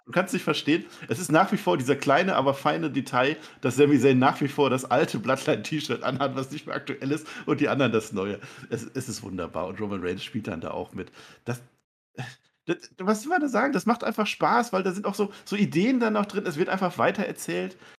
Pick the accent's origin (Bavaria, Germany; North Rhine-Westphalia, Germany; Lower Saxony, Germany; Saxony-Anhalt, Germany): North Rhine-Westphalia, Germany; Münsterland; Ich komme aus dem Münsterland, weißt du, da isst man Grünkohl